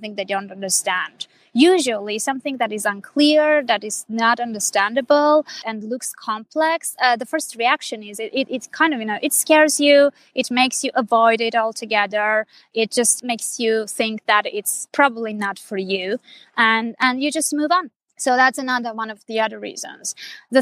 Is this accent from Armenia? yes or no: yes; Armenia; first language Armenian; English is a second language; I'm originally from Armenia. I'm Armenian. And that's my native language. That's my mother tongue